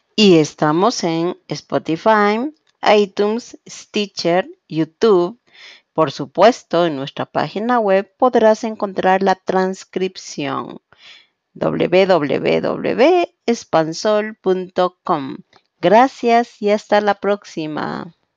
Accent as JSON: {"language": "Spanish", "town": "Quito", "region": "Pichincha", "country": "Ecuador", "said": "soy de Quito, Ecuador"}